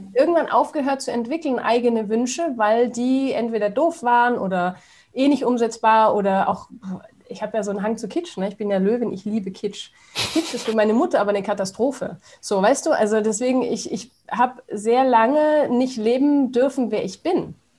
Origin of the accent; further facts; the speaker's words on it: Stuttgart area, Baden-Württemberg, Germany; now in Königstein im Taunus, Germany; Stuttgart, ne? ich komme ja aus der Ecke da unten